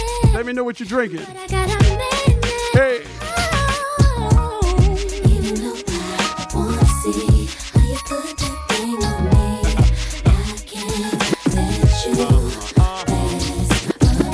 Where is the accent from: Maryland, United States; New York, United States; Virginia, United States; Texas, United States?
Virginia, United States; moved away as an adult; now in California, United States; Born and raised in Virginia. Moved out to California about 4.5, 5 years ago